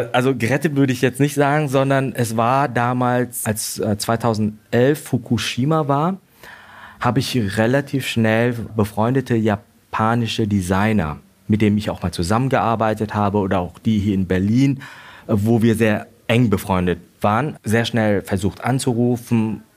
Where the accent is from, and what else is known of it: Vietnam; born or raised there; now in Germany